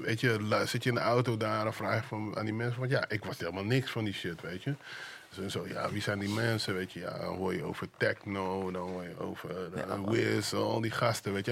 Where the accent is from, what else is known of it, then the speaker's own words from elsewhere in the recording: 's-Hertogenbosch, North Brabant, Netherlands; moved away as an adult; also born or lived in Suriname; now in Amsterdam, Netherlands; Ik ben, ik ben in Suriname geboren, maar ik kom uit Den Bosch.